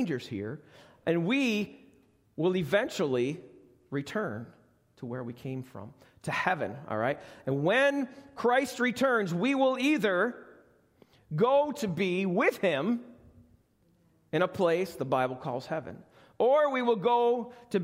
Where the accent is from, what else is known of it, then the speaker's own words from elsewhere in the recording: United States; I'm an American